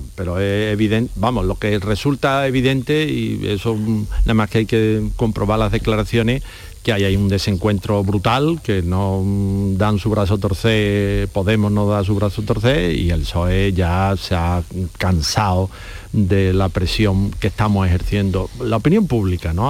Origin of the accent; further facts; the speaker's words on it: Spain; nos duele a nosotros, que somos mm, los españoles